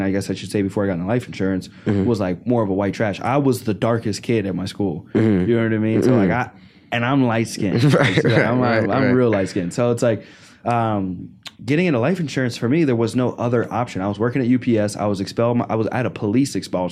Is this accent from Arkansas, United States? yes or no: yes; Arkansas, United States; moved away; I grew up in Arkansas